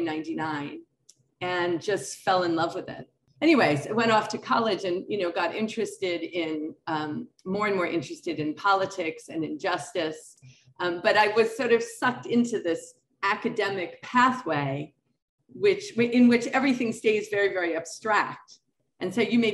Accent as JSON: {"language": "English", "town": "New York City", "region": "New York", "country": "United States", "tie": "born or raised there", "also_born_or_lived": "Connecticut / Berlin, Germany", "moved": "as an adult", "said": "I grew up in New York City, went to private school in the Bronx"}